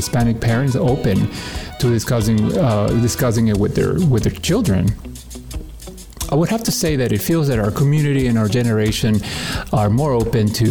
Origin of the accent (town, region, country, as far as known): Peru; born or raised there; now in Washington, D.C. area, United States